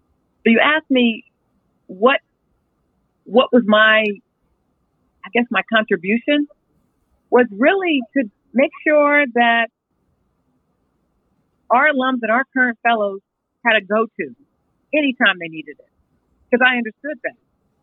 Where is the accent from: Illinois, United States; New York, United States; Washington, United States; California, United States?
California, United States; I'm from California